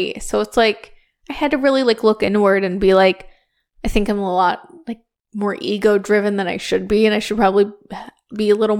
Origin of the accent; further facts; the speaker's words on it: Outer Banks, North Carolina, United States; moved away; growing up on the Outer Banks.